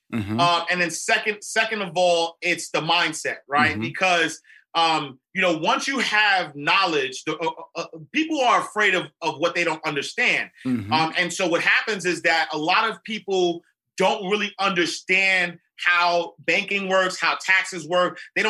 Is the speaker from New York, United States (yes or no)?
yes; New York City, New York, United States; I grew up in St. Nicholas Projects in Harlem. And so, you know, black guy from Harlem who doesn't have the education that was necessary.